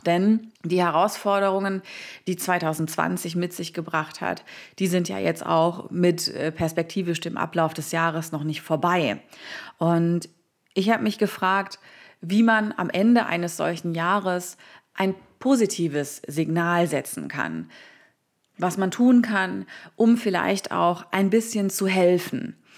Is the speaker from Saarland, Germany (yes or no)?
yes; Saarland, Germany; in meiner Heimat im Saarland